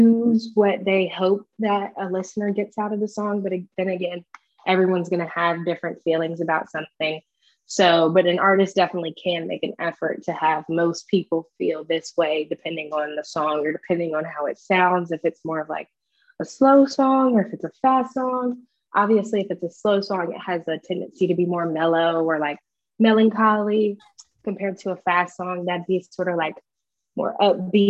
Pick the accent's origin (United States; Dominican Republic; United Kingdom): Dominican Republic; I'm from the Dominican